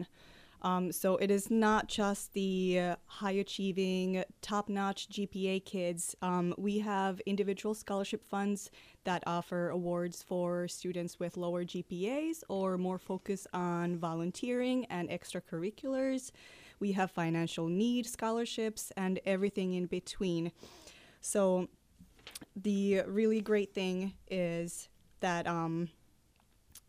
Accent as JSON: {"language": "English", "country": "Finland", "moved": "as an adult", "lives_now": "Wisconsin, United States", "said": "I'm originally from Finland in Northern Europe, and I've lived in Wisconsin for 6 years now"}